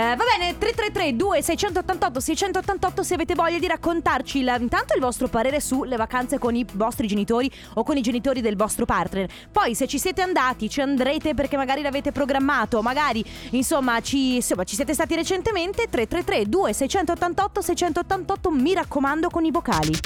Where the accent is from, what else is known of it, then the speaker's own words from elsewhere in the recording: Sicily, Italy; now in Veneto, Italy; io sono nata in Sicilia